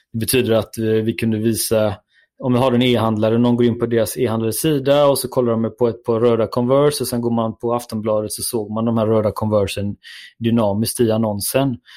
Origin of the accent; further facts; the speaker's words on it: Gothenburg, Västra Götaland, Sweden; det hör väl alla att jag är från Göteborg